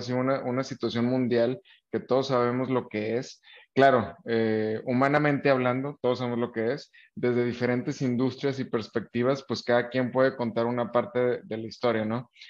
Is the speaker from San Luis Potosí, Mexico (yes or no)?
no; Nuevo León, Mexico; nosotros como mexicanos, eh, específicamente más los del norte acá en Nuevo León